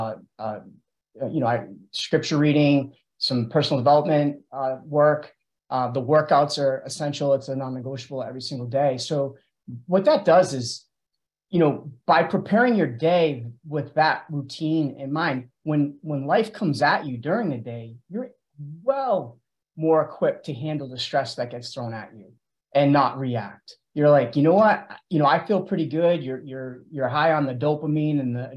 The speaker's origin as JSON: {"language": "English", "town": "Auburn", "region": "Massachusetts", "country": "United States", "said": "I'm from Auburn, Mass"}